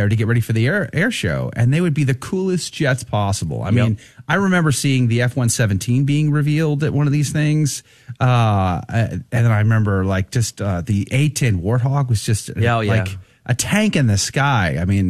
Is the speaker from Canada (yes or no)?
no; Universal City, Texas, United States; also born or lived in Converse, Texas; When I was a kid growing up in Universal City, Texas and Converse, Texas, living right here, right close to Randolph Air Force Base